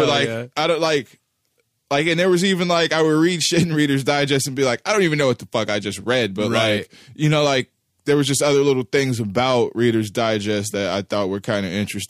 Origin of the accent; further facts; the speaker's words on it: Kansas City, Missouri, United States; when I was coming up in South Kansas City, in the neighborhood that we grew up in Greenfield